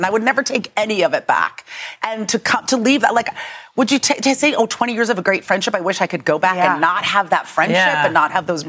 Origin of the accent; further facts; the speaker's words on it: San Francisco, California, United States; moved away; It's set in San Francisco. And that's my hometown.